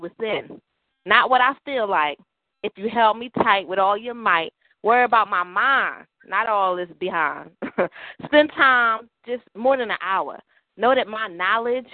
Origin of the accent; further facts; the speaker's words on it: Philadelphia, Pennsylvania, United States; now in New York, United States; I'm a Philadelphian. Philly all day, every day